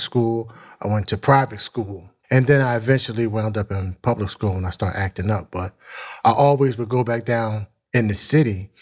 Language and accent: English; Philadelphia, Pennsylvania, United States; also born or lived in Mount Airy, Philadelphia / West Oak Lane, Philadelphia; North Philly, born and raised.